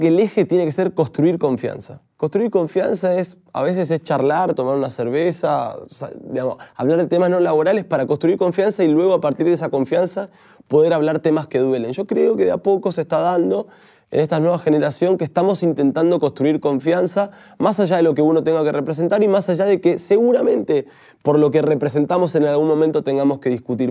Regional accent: Argentina; nosotros creo que como argentinos primero somos muchas veces pesimistas

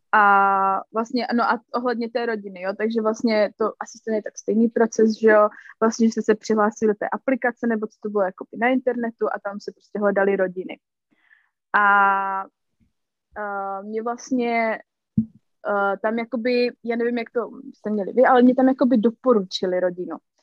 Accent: Czechia; moved away as an adult; now in United States

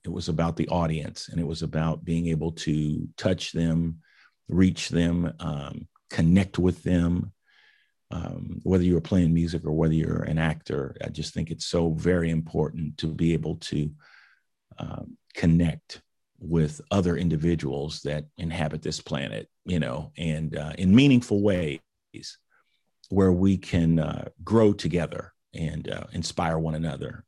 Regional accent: Indianapolis, Indiana, United States; I grew up in Indianapolis, went to the public school system.

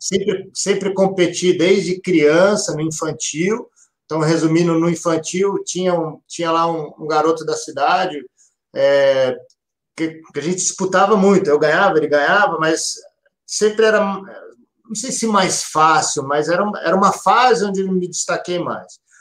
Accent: Campinas, São Paulo, Brazil; eu sou de Campinas, cidade de Campinas. Vi, mor, nasci e vivo até hoje aqui na, na, cidade de Campinas

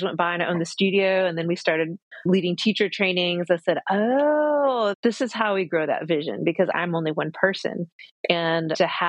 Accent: Cochiti Pueblo, New Mexico, United States; moved away; also born or lived in Atlanta; growing up on the Pueblo in our ceremony

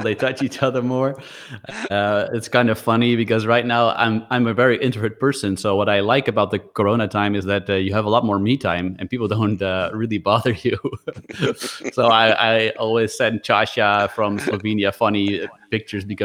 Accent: Netherlands; I'm from the Netherlands

